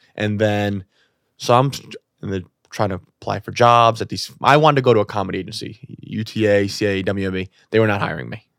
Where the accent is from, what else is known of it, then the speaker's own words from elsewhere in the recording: New York City, New York, United States; I'm born and raised in New York City